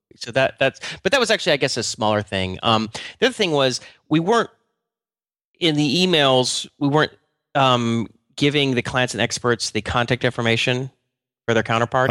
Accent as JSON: {"language": "English", "country": "United States", "said": "I'm just American"}